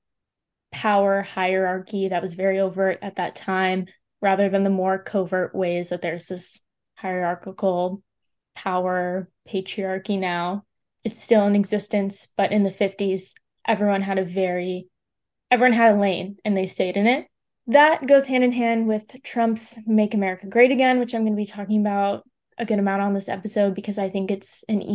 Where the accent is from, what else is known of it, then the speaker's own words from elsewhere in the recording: United States; I'm an American